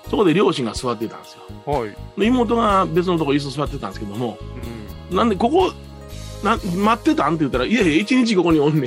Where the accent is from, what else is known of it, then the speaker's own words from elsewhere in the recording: Osaka, Japan; moved away; 大阪行こうかって言ってね、えー、私の実家に行ったんですよ